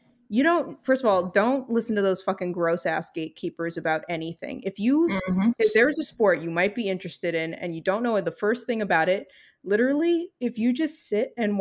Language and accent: English; New York, United States; because I'm from New York